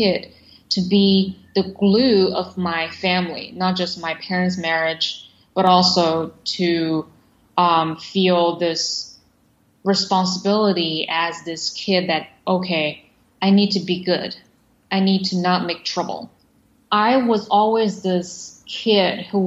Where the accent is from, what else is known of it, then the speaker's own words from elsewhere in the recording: Shanghai, China; moved away as an adult; also born or lived in United States; I was born in Shanghai in the late 1980s.